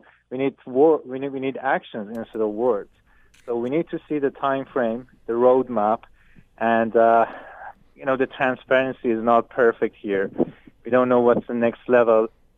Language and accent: English; Canada; English is a second language; as a Canadian, now I have to work with Ukrainian prosecutor office to move this criminal case forward.